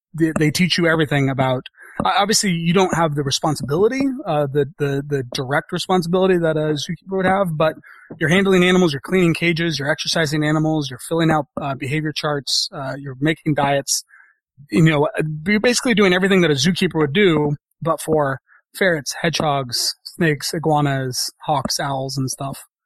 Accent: San Francisco, California, United States; fortunate enough to be growing up in San Francisco

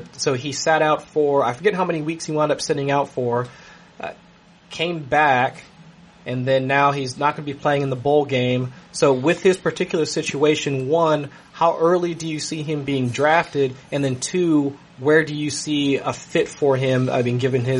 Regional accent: Ohio, United States; I'm from Ohio

